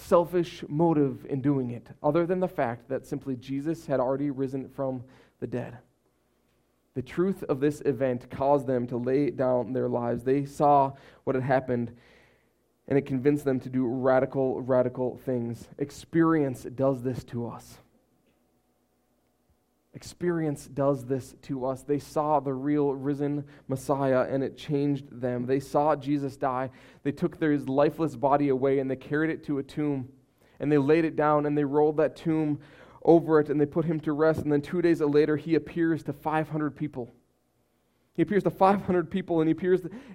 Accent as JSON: {"language": "English", "country": "United States", "said": "as American people"}